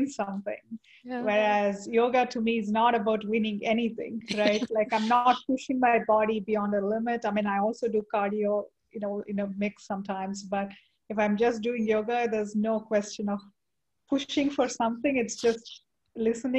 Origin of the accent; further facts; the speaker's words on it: India; moved away; I grew up in India